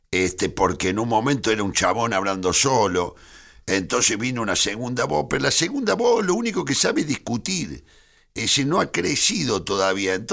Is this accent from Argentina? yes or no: yes; Argentina; Sí, soy muy argentino.